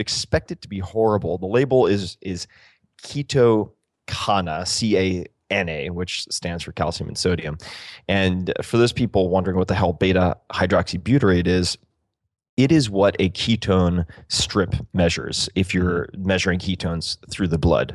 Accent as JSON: {"language": "English", "area": "Eastern Long Island", "region": "New York", "country": "United States", "said": "I'm from Eastern Long Island"}